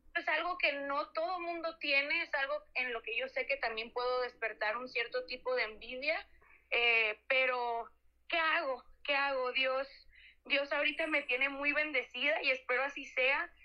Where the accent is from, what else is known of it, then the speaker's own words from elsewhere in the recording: Mexico; somos nosotros los mexicanos